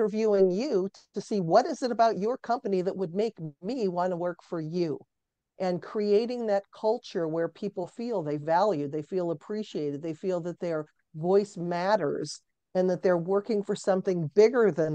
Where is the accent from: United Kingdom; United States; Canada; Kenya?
United States; Cleveland, Ohio; I'm born and raised in Cleveland, Ohio.